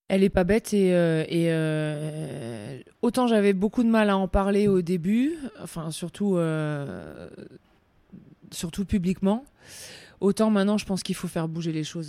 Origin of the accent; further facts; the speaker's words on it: France; chez nous, en France